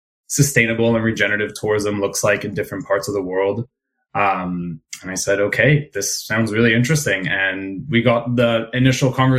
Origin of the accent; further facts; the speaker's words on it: Israel; now in Toronto, Canada; I'm originally from Israel, but now I live in Toronto.